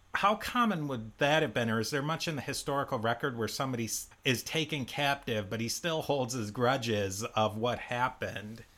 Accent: Buffalo, New York, United States; I'm from Buffalo

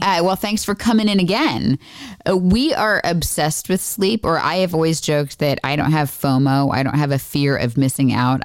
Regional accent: Florida, United States; I grew up in Florida

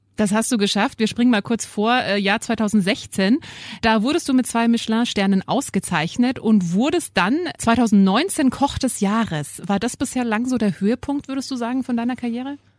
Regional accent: Germany; bei uns in Deutschland

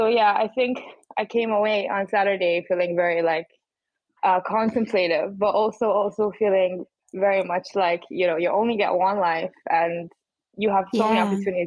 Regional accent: Bahrain; So I was born in Bahrain. My mom is English and my dad's Bahraini.

